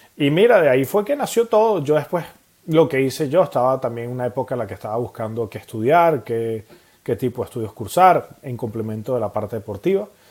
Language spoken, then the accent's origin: Spanish; Venezuela; now in Montpellier, France; como buenos venezolanos que somos, comiendo arepas